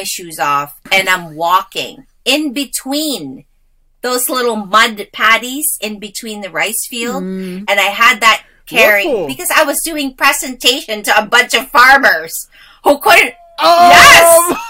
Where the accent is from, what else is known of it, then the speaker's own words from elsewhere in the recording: Wolfville, Nova Scotia, Canada; because I grew up in the Valley. When we first immigrated, I grew up in Gaspereau, Wolfville.